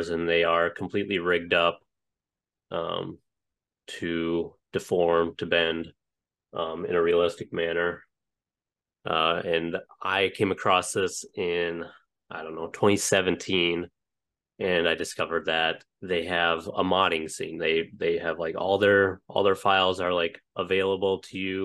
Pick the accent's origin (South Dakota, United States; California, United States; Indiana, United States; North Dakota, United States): North Dakota, United States; Cooperstown; born or raised there; moved away as an adult; also born or lived in Utah / Missouri; now in New Jersey, United States